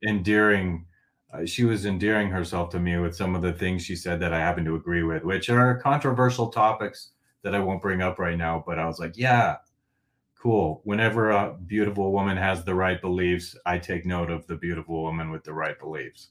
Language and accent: English; Northglenn, Colorado, United States; also born or lived in Fort Collins, Colorado / Denver, Colorado; I grew up in North Glen, Colorado for, like, the first eighteen years of my life